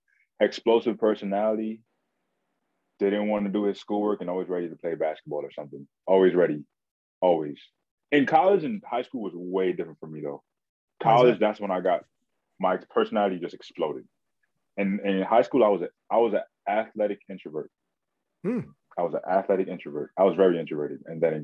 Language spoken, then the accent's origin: English; New York City, New York, United States; I grew up in Brooklyn. I went to high school in Manhattan.